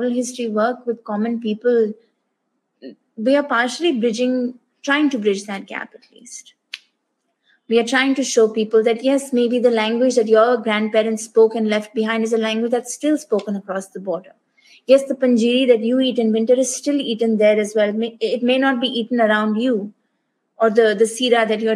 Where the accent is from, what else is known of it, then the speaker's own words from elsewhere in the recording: Delhi, India; also born or lived in Canada; I'm from Delhi. Main Delhi se hoon.